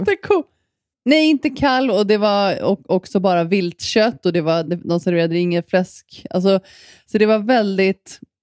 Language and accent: Swedish; Sweden; moved away; när jag var hemma i Sverige